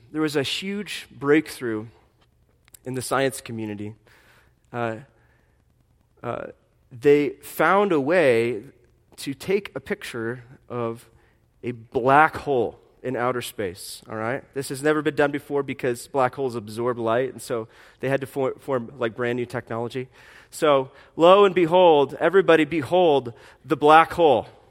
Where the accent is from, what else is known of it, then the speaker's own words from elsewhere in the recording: Fort Wayne, Indiana, United States; I was born in Fort Wayne, Indiana in 1983